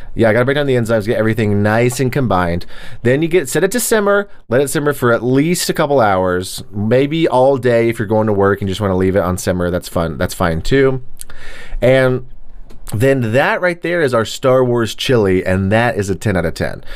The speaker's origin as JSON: {"language": "English", "region": "Texas", "country": "United States", "said": "I'm from Texas."}